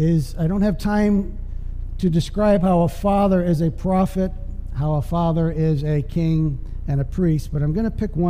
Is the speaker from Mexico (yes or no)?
no; Canada; moved away; I'm from Canada